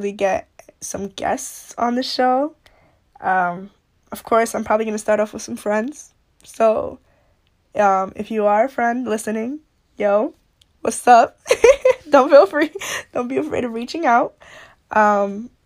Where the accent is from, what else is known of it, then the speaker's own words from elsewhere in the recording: New York, United States; I'm from New York